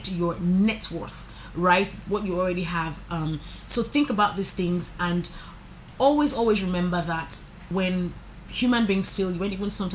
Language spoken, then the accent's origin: English; Nigeria; As a Nigerian, I think that we are confident, we are spirited people